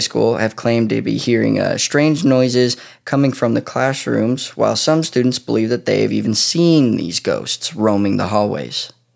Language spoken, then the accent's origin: English; near Pocatello, Idaho, United States; this town happens to be pretty close to my hometown.